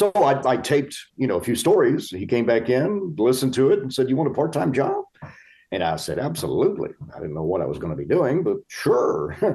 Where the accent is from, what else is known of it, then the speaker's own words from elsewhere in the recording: Macon, Georgia, United States; also born or lived in Jacksonville / Talladega; I was born in Jacksonville, Florida. We spent a little bit of time there. We moved to Georgia, and then we went to Talladega, Alabama